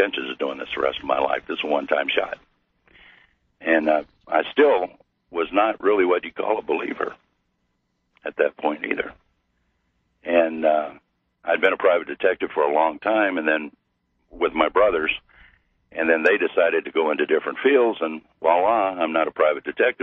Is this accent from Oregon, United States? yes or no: no; Missouri, United States; I'm from Missouri